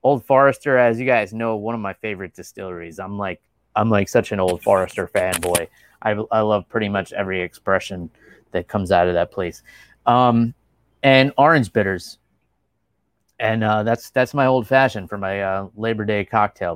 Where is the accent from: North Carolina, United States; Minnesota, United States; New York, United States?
New York, United States; New York City; moved away; my hometown was the greatest place to grow up